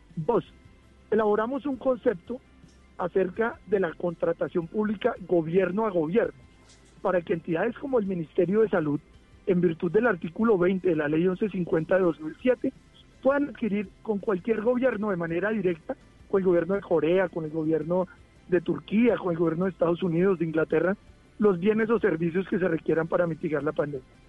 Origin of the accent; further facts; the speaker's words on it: Colombia; como colombiano